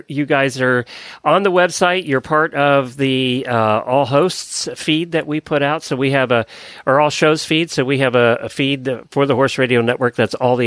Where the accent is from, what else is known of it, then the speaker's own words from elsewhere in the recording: Pennsylvania, United States; I grew up in Pennsylvania